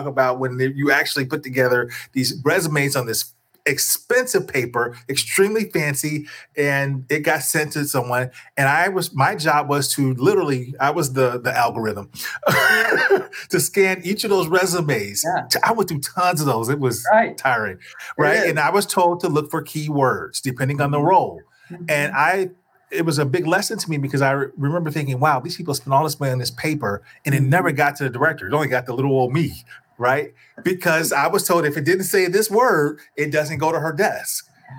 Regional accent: Chicago, Illinois, United States; and you know we're both from Chicago.

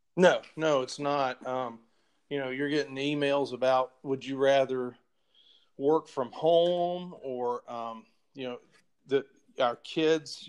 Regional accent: Chapel Hill, North Carolina, United States; now in Atlanta, United States; I grew up right outside of Chapel Hill, North Carolina

